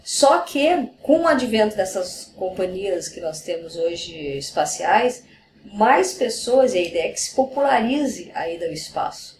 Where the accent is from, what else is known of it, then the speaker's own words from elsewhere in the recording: Brazil; como brasileira